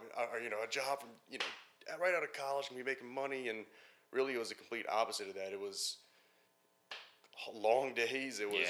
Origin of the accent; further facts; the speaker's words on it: Baton Rouge, Louisiana, United States; moved away as an adult; also born or lived in Philadelphia; I'm from Baton Rouge, Louisiana, graduated from LSU